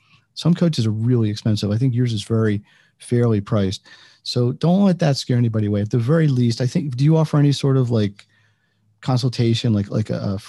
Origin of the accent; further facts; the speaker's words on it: United States; being American